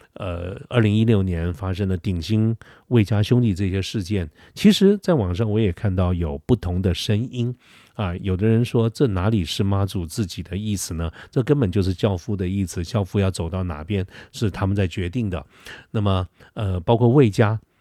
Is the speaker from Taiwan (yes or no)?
yes; Taiwan; 我们台湾人民